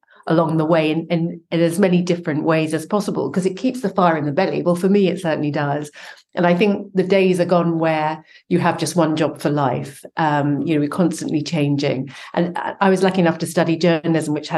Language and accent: English; London, United Kingdom; moved away as an adult; also born or lived in Cardiff, Wales; now in Barcelona, Spain; I grew up in London